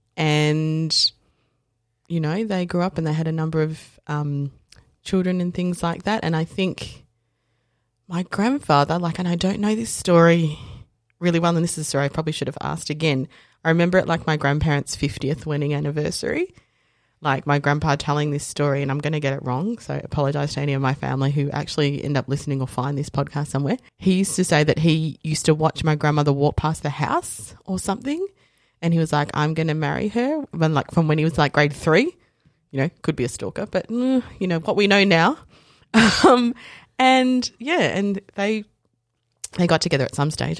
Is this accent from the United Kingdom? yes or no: no; Dandenong, Victoria, Australia; also born or lived in South Africa / Japan; I grew up in Dandenong and Fountain Gate and Willis Hill